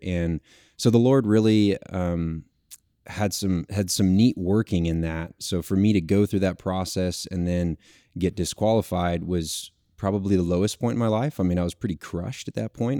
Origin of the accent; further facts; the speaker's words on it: Texas, United States; I'm from Texas originally, born and raised